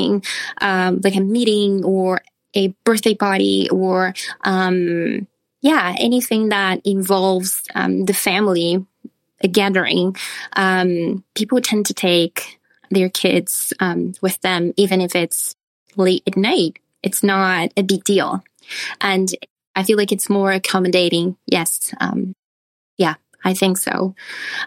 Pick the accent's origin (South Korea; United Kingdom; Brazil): Brazil; moved away as an adult; now in United States; Brazil, what I'm from